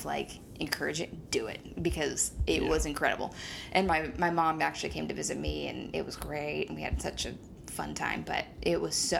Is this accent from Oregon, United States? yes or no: yes; Jefferson, Oregon, United States; growing up in Jefferson, this, like, city was huge